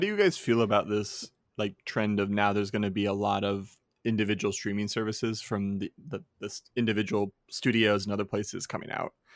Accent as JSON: {"language": "English", "region": "Arizona", "country": "United States", "tie": "born or raised there", "said": "I grew up in Arizona"}